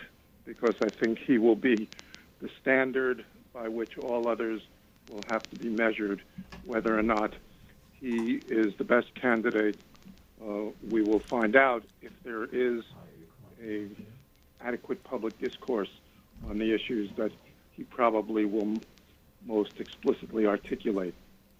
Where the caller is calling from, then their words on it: Washington Heights, New York, United States; I'm from Washington Heights.